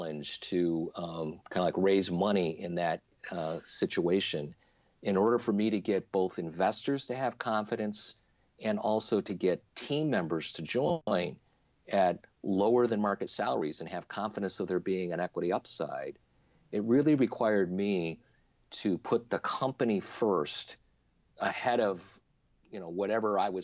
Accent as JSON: {"language": "English", "town": "Little Falls", "region": "New York", "country": "United States", "tie": "born or raised there", "also_born_or_lived": "Silicon Valley, California", "moved": "as an adult", "said": "I moved my family from Silicon Valley, where we started Trinet, to my hometown in Little Falls, New York, central New York State"}